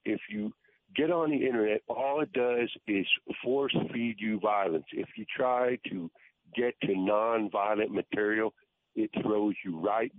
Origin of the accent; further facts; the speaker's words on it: Texas, United States; now in Seattle, United States; I'm living in Seattle, but I am actually from Texas.